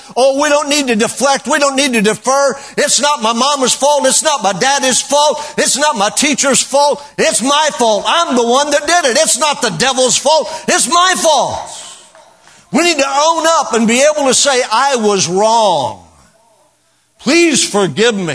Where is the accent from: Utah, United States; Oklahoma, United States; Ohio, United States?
Oklahoma, United States; I know I'm from Oklahoma